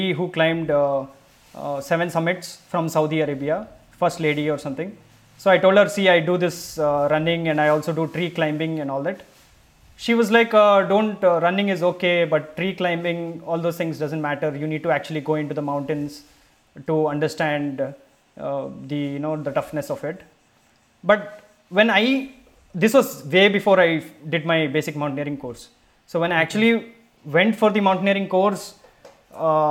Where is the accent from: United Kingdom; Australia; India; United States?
India; Mangalore, Karnataka; I'm from the seas. I'm from Mangalore.